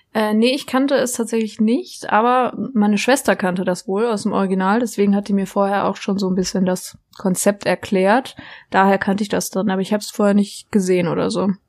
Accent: near Freiburg, Baden-Württemberg, Germany; ich komme ja aus der Nähe, für die es nicht wissen, aus der Nähe von von Freiburg, da die Ecke, wo der Europapark ist

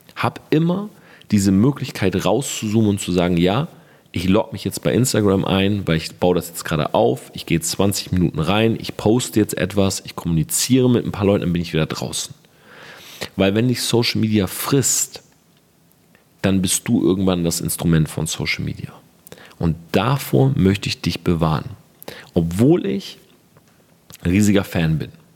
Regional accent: Germany; bei uns in Deutschland

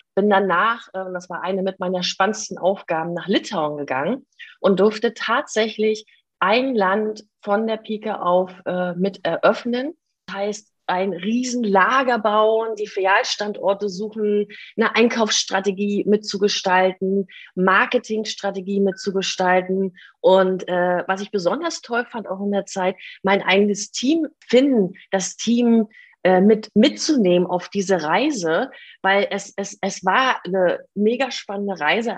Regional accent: Stralsund, Mecklenburg-Vorpommern, Germany; moved away as an adult; also born or lived in Ireland; ich komme aus Stralsund und das liegt äh, in der ehemaligen DDR. Das heißt, ich durfte auch noch einen Teil meiner Kindheit in der DDR mit verbringen.

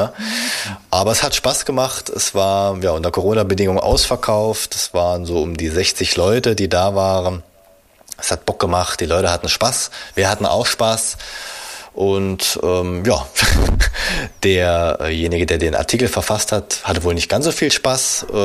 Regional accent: Swabia, Germany; born there; Also ich als gebürtiger Schwabe darf da natürlich nichts sagen

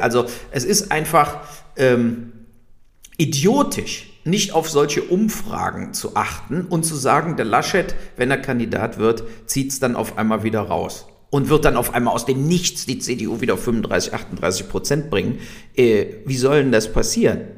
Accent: Germany; wir hier so hatten als Deutsche

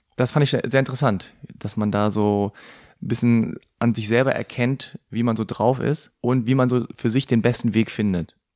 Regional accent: Hanover, Lower Saxony, Germany; meine Eltern kommen aus Korea, aber ich bin in Hannover geboren und aufgewachsen

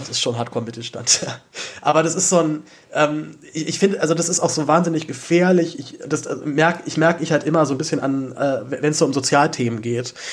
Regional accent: Berlin, Germany; dazu bin ich aber auch noch in Zehlendorf aufgewachsen

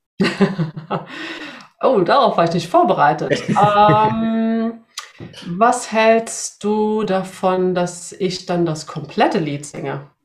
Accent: Sweden; moved away; ich komme aus Schweden

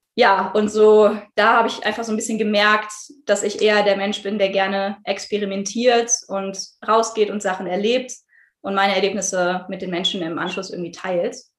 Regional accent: Düsseldorf, North Rhine-Westphalia, Germany; gebürtig komme ich aus Düsseldorf

